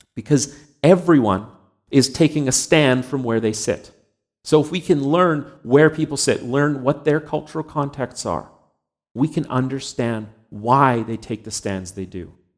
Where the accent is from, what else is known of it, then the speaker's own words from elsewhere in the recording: Canada; I was born and raised here in Canada.